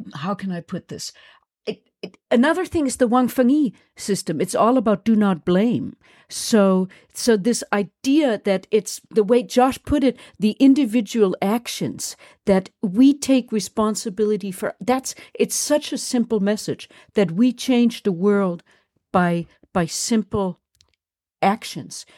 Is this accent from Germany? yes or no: yes; Germany; accent: German; moved away; I'm German and I come from a Nazi, I come from Nazis.